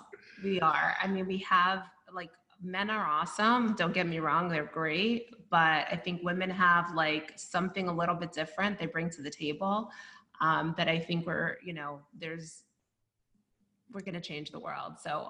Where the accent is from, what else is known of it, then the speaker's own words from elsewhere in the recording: Brooklyn, New York, United States; Yeah, that's exactly it. I mean, that's how I grew up, and we really helped each other.